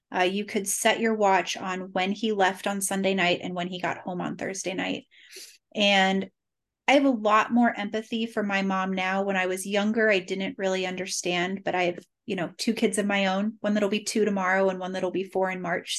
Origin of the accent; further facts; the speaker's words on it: Cincinnati, Ohio, United States; also born or lived in Boston; I was born and raised in Cincinnati, thirty-eight years